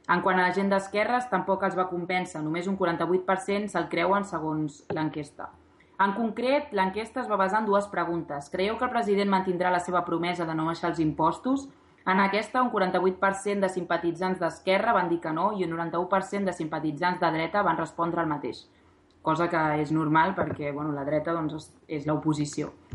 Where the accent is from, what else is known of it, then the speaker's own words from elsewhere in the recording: Barcelona, Catalonia, Spain; moved away as an adult; now in Nantes, France; sóc de Barcelona